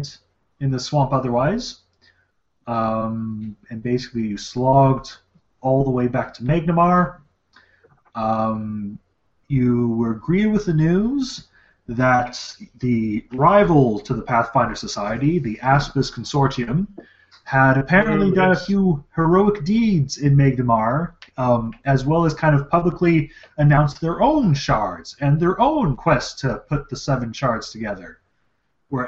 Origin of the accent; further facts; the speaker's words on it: Canada; accent: Canadian; my Canadian accent